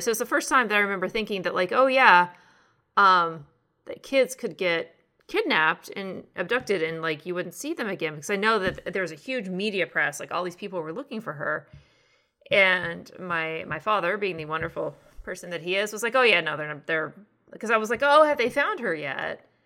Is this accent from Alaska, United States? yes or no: no; northern Texas, United States; born or raised there; moved away